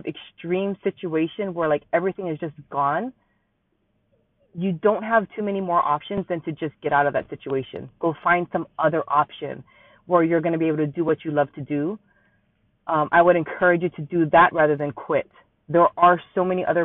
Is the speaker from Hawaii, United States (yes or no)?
yes; Hawaii, United States; Born and raised in Hawaii, still live here